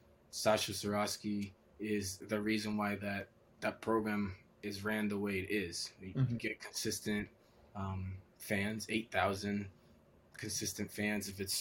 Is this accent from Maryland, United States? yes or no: yes; Maryland, United States; So growing up in Maryland, all you wanted to do was go and play there.